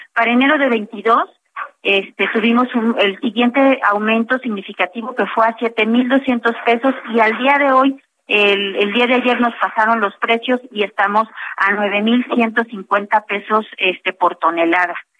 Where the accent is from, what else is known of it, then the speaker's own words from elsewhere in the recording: Mexico; como mexicanos